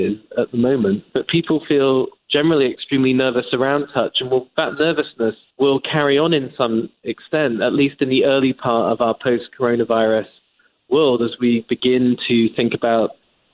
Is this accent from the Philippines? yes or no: no; England, United Kingdom; moved away as an adult; now in United States; As an Englishman